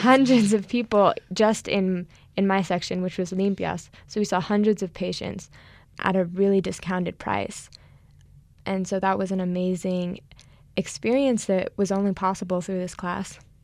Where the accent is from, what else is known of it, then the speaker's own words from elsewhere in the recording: New Mexico, United States; moved away as an adult; also born or lived in Los Angeles, United States; I was originally born and raised in New Mexico, so I'm home for the summer